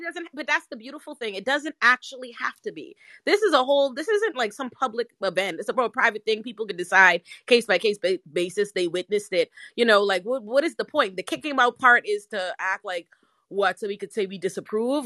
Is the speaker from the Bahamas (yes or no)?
yes; Bahamas; I'm from the Bahamas